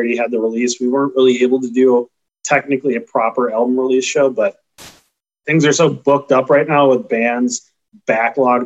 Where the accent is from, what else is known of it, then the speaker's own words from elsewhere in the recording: Chicago, Illinois, United States; we're from Chicago